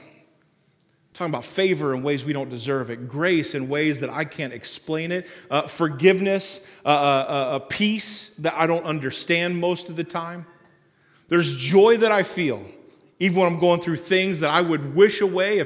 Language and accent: English; Springfield, United States; I grew up down in Springfield